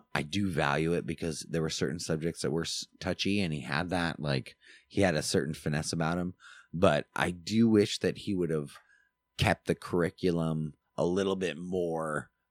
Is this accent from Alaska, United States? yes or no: yes; Alaska, United States; that's what we grew up with in Alaska.